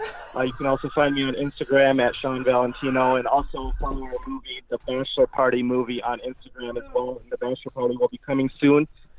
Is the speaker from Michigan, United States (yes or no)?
yes; Michigan, United States; now in Los Angeles, United States; I grew up in Michigan